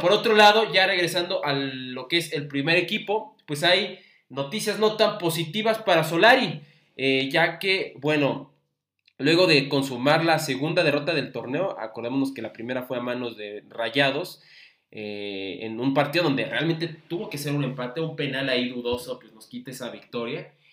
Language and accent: Spanish; Mexico City, Mexico; los que somos capitalinos de nacimiento